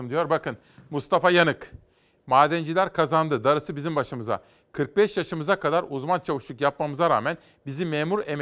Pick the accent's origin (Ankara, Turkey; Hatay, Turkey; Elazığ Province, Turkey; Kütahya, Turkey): Kütahya, Turkey; Simav; Bizim oralar işte Kütahya, Eskişehir, Afyon Karahisar, Uşak. Simavlıyım ya oradan.